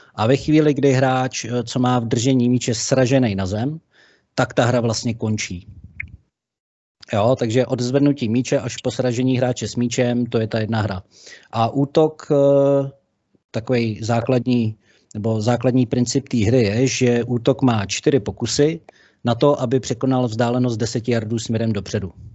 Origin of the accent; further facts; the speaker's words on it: Liberec or Jablonec, Liberec Region, Czechia; Já jsem z Liberce nebo z Jablonce